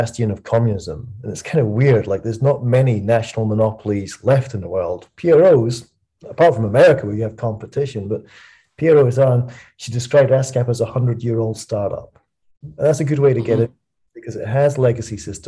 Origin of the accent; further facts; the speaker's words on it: Dunbar, Scotland, United Kingdom; moved away as an adult; also born or lived in Edinburgh / London; I moved from Edinburgh, my hometown, a small town called Dunbar, south of Edinburgh